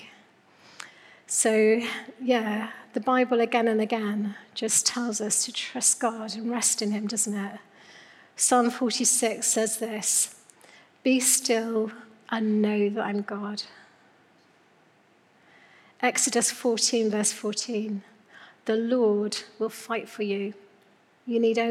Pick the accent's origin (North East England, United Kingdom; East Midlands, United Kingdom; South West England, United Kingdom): South West England, United Kingdom; Newquay; moved away; I'm from Cornwall, Newquay girl. So this is this summer I took my kids for the first time back to Newquay, where I grew up